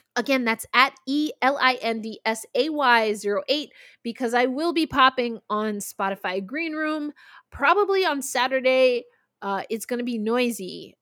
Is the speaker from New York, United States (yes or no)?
yes; New York, United States; the New York Liberty, which, of course, is my hometown team